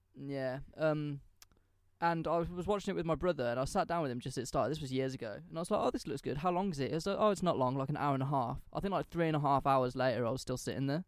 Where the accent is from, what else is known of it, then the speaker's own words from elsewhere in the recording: England, United Kingdom; I'm English